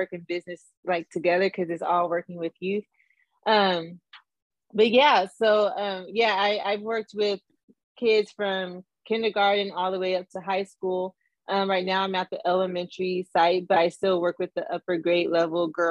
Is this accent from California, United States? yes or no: yes; Southern California, United States; born and raised in Southern California